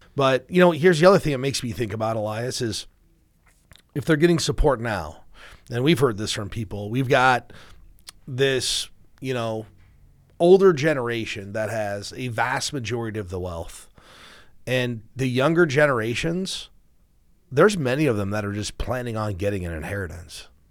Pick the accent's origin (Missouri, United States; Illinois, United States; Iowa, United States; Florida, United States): Iowa, United States; we're from Iowa